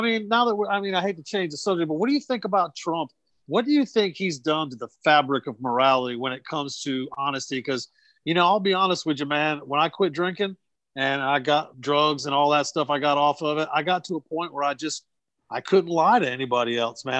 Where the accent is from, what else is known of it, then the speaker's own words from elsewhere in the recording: New Bern, North Carolina, United States; my hometown of New Bern, it's a small town